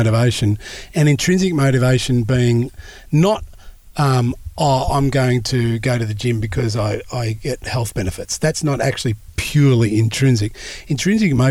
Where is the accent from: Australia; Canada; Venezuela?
Australia; I'm Australian